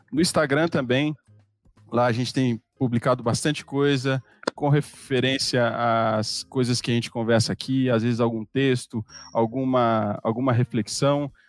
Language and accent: Portuguese; Belo Horizonte, Minas Gerais, Brazil; É, eu sou natural de Belo Horizonte e é, me converti lá em 2005.